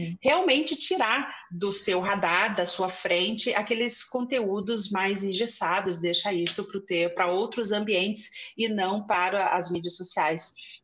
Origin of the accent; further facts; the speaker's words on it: Curitiba, Paraná, Brazil; eu sou de Curitiba